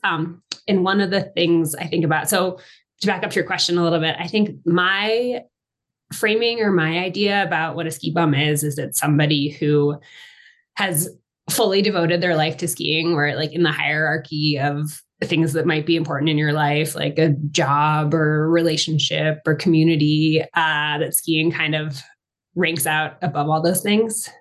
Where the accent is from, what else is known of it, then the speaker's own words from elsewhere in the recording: Massachusetts, United States; moved away as an adult; also born or lived in Maine / Colorado; I grew up in Massachusetts. I'm from the East Coast